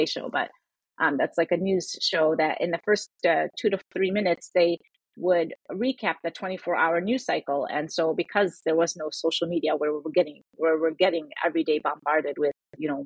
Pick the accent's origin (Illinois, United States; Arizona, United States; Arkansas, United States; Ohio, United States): Illinois, United States; Chicago; also born or lived in Syria / Michigan; my family moved here when I was 4